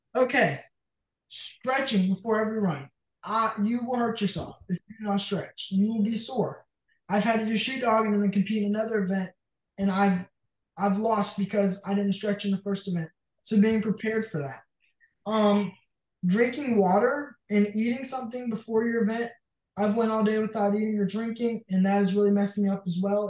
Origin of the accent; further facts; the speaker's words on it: Jay, Florida, United States; I'm from Jay, Florida